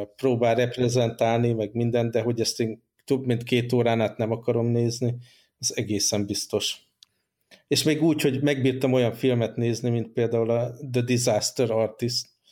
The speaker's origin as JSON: {"language": "Hungarian", "country": "Hungary", "moved": "yes", "said": "amire büszkék vagyunk, mint magyarok"}